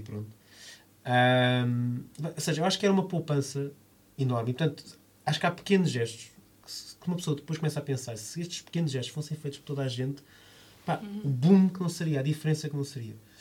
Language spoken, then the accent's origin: Portuguese; Lisbon, Portugal; eu vivi toda a minha vida em Alvalade